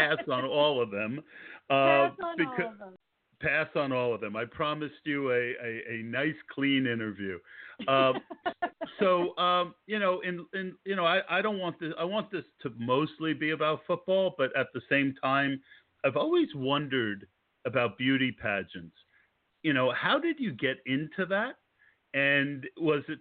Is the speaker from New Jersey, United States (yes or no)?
yes; Scotch Plains, New Jersey, United States; I grew up in Scotch Plains.